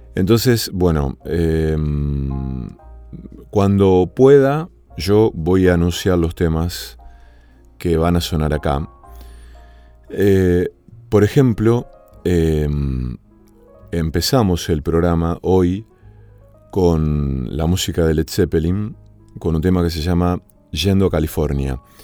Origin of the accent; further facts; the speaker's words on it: Villa Cañas, Santa Fe, Argentina; moved away; also born or lived in Rosario; mi pueblo natal, que se llama Villa Cañas